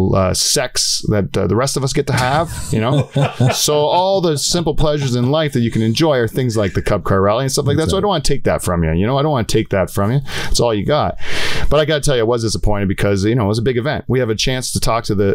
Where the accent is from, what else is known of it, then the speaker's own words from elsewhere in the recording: Delhi, Ontario, Canada; Norfolk County, Delhi